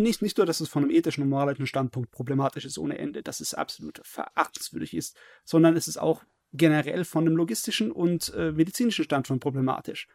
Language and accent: German; Germany; bei uns in Deutschland